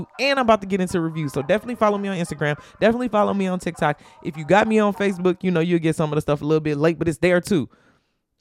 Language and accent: English; Chicago, Illinois, United States; I grew up in Chicago. Like, when College Dropout was out, I was in high school in Chicago.